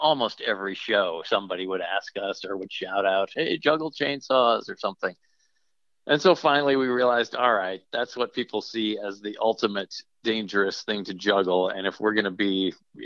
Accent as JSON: {"language": "English", "region": "Minnesota", "country": "United States", "tie": "born or raised there", "said": "I grew up in Minnesota"}